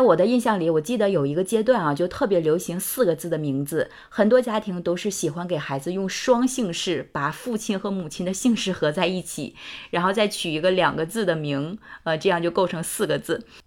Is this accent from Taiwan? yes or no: no; China; 我们中国人还是很传统的